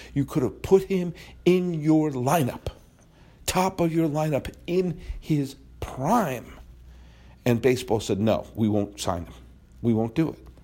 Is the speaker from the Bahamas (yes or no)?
no; United States; I am an American. I'm a proud American